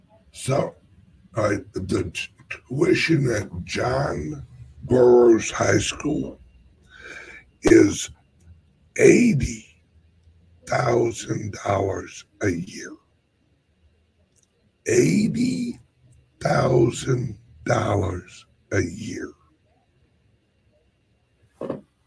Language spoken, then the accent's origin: English; St. Louis, Missouri, United States; St. Louis, Missouri, my hometown.